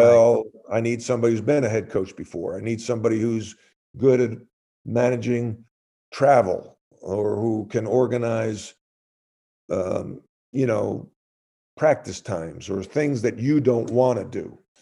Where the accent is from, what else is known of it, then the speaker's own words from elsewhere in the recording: New York, United States; growing up in New York, playing in the park